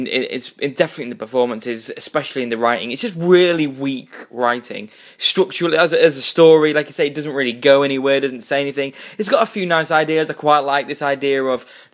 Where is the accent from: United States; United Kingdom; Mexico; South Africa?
United Kingdom; we're British